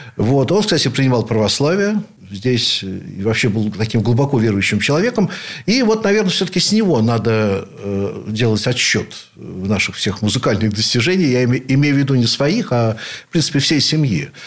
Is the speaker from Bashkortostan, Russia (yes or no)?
no; Saint Petersburg, Russia; являюсь потомственным ленинградцем, теперь уже санкт-петербуржцем, наверное, в седьмом поколении